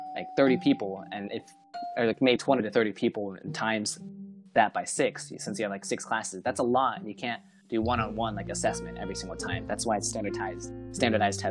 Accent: Plano, Texas, United States; Since I came from Plano, which is Plano Senior High School

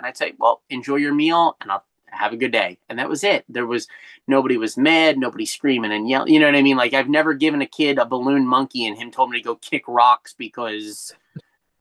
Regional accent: Ocean City, New Jersey, United States; also born or lived in Wildwood, New Jersey; I grew up in Wildwood until I was about 8 when we moved to Ocean City

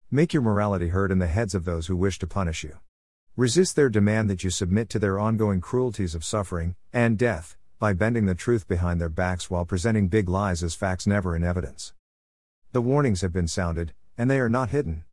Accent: Nebraska, United States; now in New York, United States; I grew up in Nebraska. Then I escaped to New York

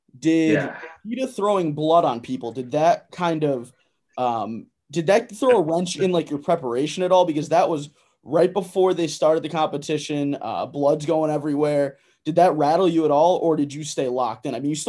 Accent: Connecticut, United States; I'm from Connecticut, I think.

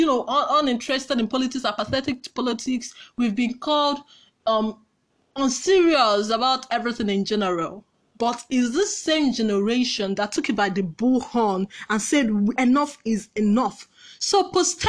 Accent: Nigeria; I've never been prouder of being a Nigerian

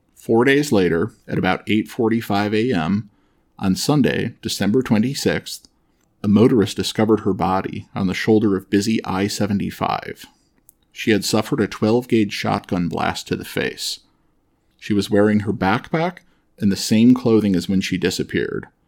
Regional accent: Detroit, Michigan, United States; I grew up in Metro Detroit

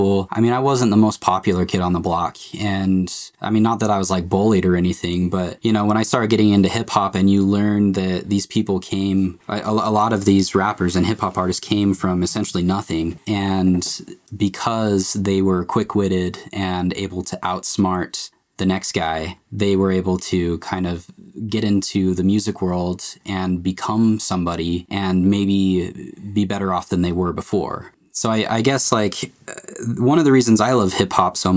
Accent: Utah, United States; I'm basically like your average guy in Utah

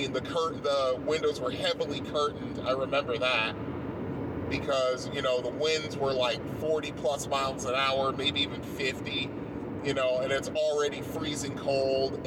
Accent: Bridgeport, Connecticut, United States; moved away; I grew up in Bridgeport, Connecticut

